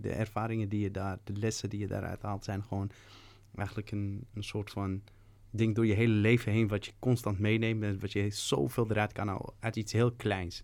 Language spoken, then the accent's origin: Dutch; Amsterdam, North Holland, Netherlands; Ik ben opgegroeid in Slotenvaart vanaf mijn dertiende